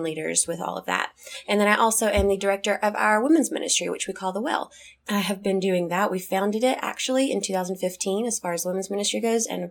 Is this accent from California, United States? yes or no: no; Kentucky, United States; I am from Kentucky